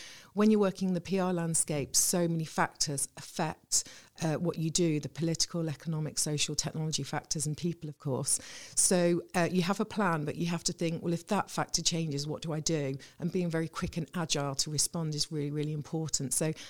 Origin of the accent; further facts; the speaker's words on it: the Midlands, England, United Kingdom; moved away as an adult; also born or lived in Reading / Ipswich / Salisbury; Well, I'm originally from the Midlands. I'd moved around a bit.